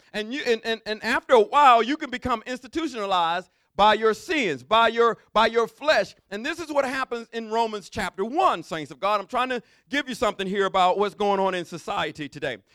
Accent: Mobile, Alabama, United States; I'm from deep down south. I'm from Mobile, Alabama

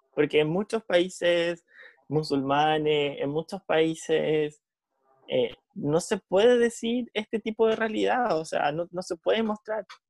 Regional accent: Chile

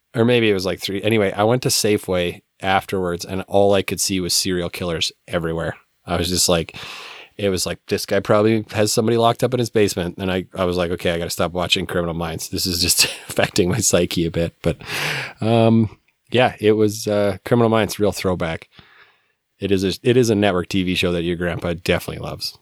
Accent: Calgary, Alberta, Canada; when I was growing up in Calgary

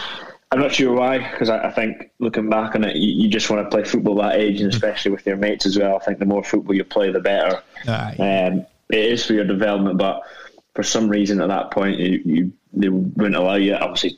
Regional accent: Aberdeen, Scotland, United Kingdom; born or raised there

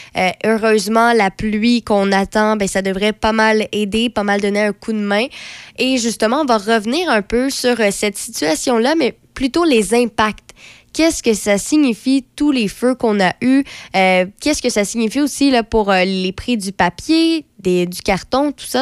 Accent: Quebec, Canada; en tant que Québécois

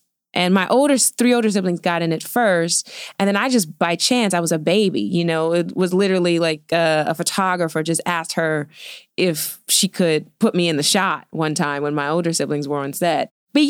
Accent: Queens, New York, United States; born there; I was born in New York. Okay. Queens, Elmhurst.

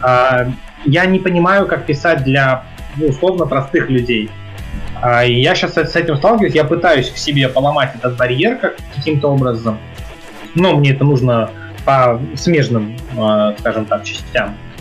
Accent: Saint Petersburg, Russia; я жил в Питере, я родился в Питере, жил в Питере

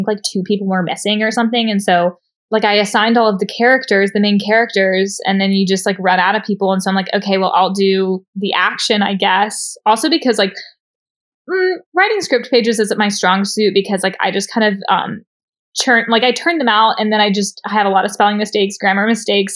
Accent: Tennessee, United States; I'm from Tennessee.

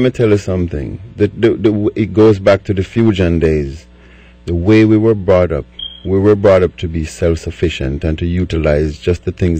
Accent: Jamaica; moved away

